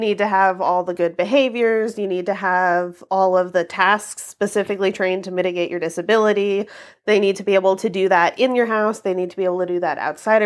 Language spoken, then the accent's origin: English; Kentucky, United States; I grew up in Kentucky